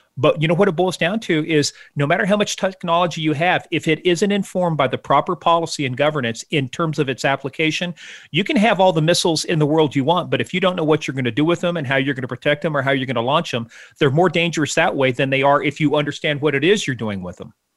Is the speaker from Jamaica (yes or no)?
no; Iran; moved away; I grew up in Iran, uh, back in, you know, the days when the Shah was in power